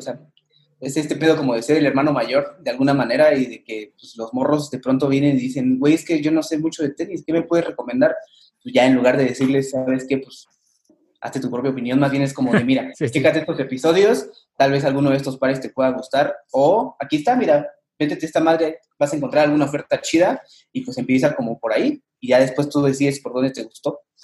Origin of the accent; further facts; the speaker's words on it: Mexico; somos mexicanos y somos latinos